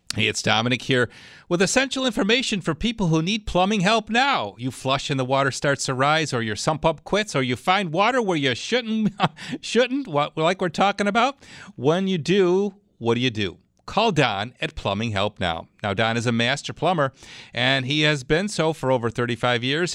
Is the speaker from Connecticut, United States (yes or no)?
no; Clarence, New York, United States; Clarence. That's my hometown